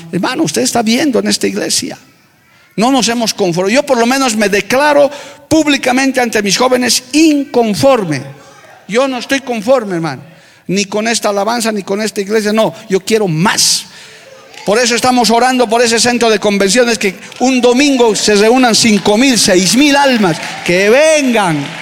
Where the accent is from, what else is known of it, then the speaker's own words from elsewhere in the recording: La Paz, Bolivia; en mi tierra paseña se dice, cuyu, duro, firme